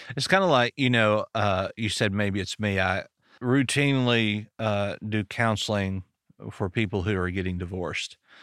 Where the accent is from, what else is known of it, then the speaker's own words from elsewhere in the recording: Arkansas, United States; I'm from Arkansas